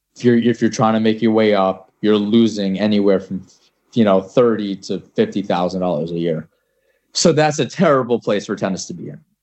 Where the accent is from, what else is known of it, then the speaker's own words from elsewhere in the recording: New York, United States; I'm from New York